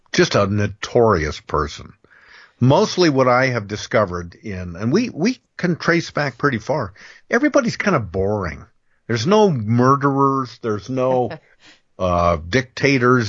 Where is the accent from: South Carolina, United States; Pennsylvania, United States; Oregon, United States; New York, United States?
Oregon, United States; Central; when I was a kid growing up in Central Oregon